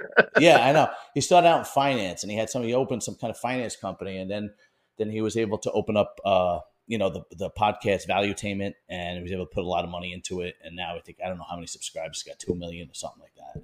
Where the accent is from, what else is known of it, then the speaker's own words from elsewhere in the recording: New York City, New York, United States; I'm from Bensonhurst, Brooklyn, and that was, was at one point an all Italian neighborhood